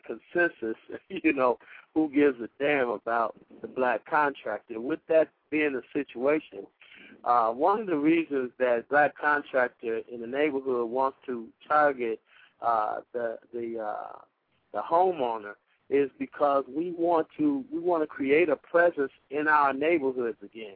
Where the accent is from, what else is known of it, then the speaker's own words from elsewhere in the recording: Chicago, Illinois, United States; also born or lived in Mound Bayou, Mississippi; I was born in Chicago, but by way of Mount Bayou, Mississippi